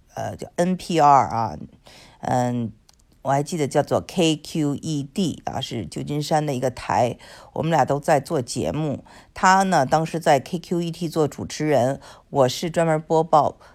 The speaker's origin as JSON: {"language": "Chinese", "country": "China", "moved": "yes", "lives_now": "United States", "said": "我们作为中国人肯定不会这样说的"}